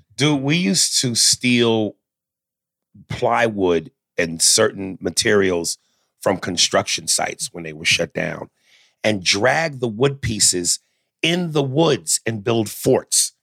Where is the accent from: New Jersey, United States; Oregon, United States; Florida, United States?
New Jersey, United States; North Brunswick; also born or lived in New York; when I moved from New York to New Jersey, this is where I met all my friends in, in, in North Brunswick